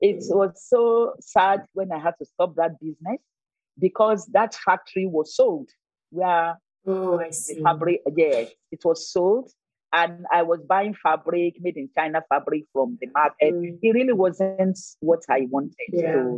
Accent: Ogun State, Nigeria; now in Lagos, Nigeria; I'm from Ogun State

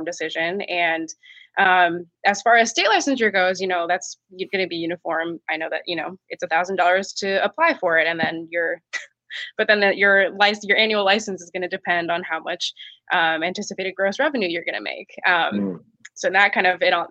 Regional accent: Seattle, Washington, United States; I grew up in Seattle

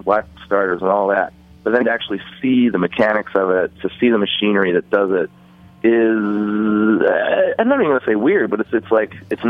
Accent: Central Valley of California, United States; now in New Orleans, United States; I grew up in the Central Valley of California

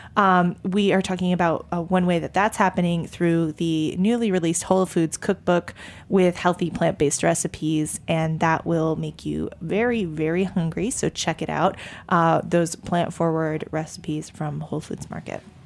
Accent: Maine, United States; moved away; I'm from Maine

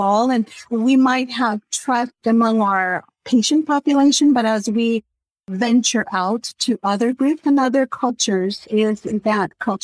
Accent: Costa Rica; moved away; I was born in Central America and Costa Rica, so I'm very aware of my own culture and values and beliefs

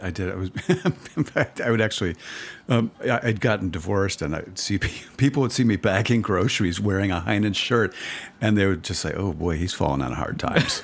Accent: Cleveland, Ohio, United States; I started writing about chefs back in Cleveland, where, my hometown

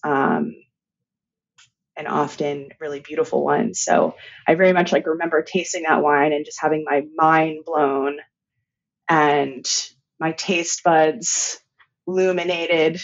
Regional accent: San Francisco, California, United States; in San Francisco, which is my hometown.

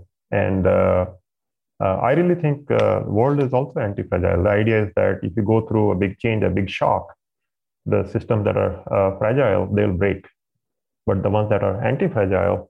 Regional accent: India; moved away; I grew up in India in a middle-class family

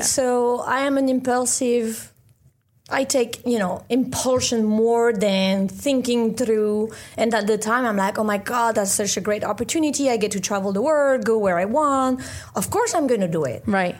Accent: France; moved away as an adult; also born or lived in Caribbean / London; I studied biomedical engineering in France, where I was born

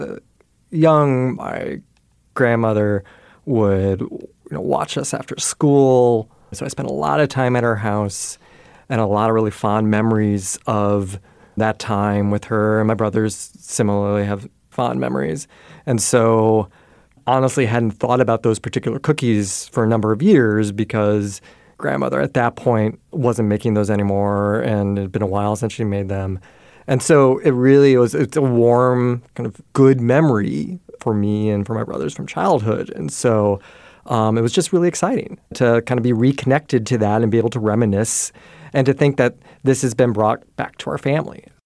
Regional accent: rural Iowa, United States; now in Chicago, United States; my hometown in, in rural Iowa

